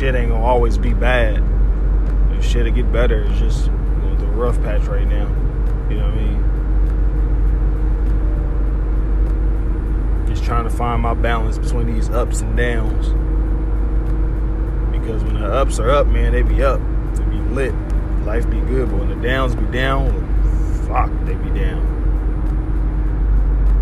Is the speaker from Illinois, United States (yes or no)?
yes; Harvey, Illinois, United States; moved away; back home, back in Harvey